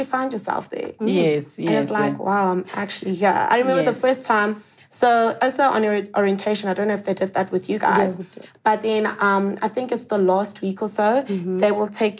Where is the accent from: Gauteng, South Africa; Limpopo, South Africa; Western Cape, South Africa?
Gauteng, South Africa; Johannesburg; moved away as an adult; also born or lived in California; I'm a city girl, so I was born and raised in Joburg